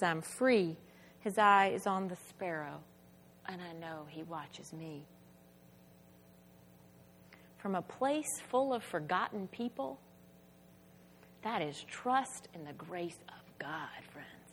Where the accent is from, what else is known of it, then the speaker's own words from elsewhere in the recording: Spartanburg, South Carolina, United States; my hometown of Spartanburg, South Carolina